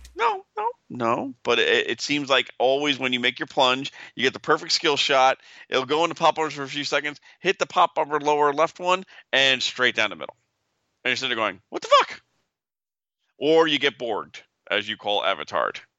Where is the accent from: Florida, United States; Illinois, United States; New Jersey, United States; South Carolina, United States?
New Jersey, United States; Vernon; also born or lived in Prospect Park, New Jersey; I moved up to Pro, from the, from Prospect Park to Vernon when I was six. So I lived in Vernon for twenty-five years of my life